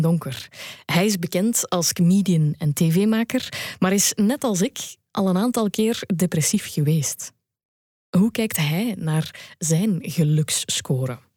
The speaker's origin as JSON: {"language": "Dutch", "country": "Belgium", "said": "als Belg"}